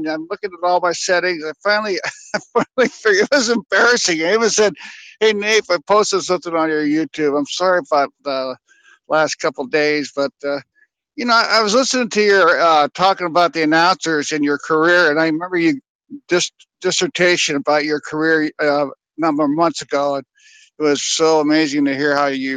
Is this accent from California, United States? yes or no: yes; Bay Area, California, United States; I grew up in the Bay Area